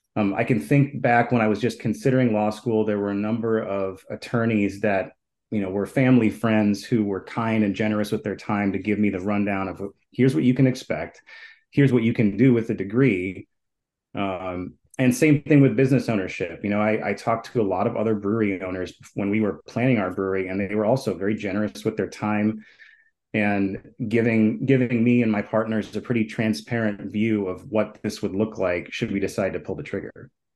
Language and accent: English; Minneapolis, Minnesota, United States; I grew up here in Minneapolis